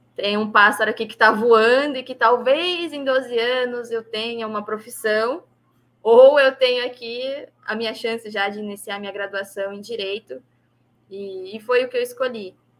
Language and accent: Portuguese; São Paulo, Brazil; eu nasci na Zona Oeste de São Paulo, na capital mesmo